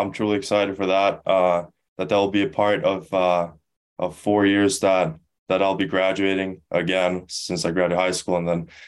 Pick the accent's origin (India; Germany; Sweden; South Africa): Sweden; Stockholm, Stockholm County; also born or lived in Skellefteå; now in United States; I'm from Stockholm